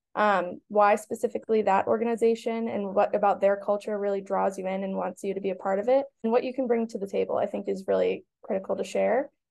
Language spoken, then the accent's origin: English; Boston, Massachusetts, United States; I am from Boston and knew I wanted to stay because of family